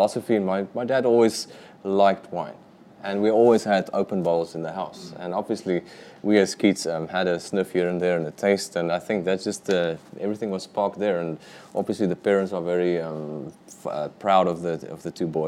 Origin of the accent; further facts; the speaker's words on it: Hermanus, Western Cape, South Africa; also born or lived in Stellenbosch; I'm from Hermanus for the past 25 years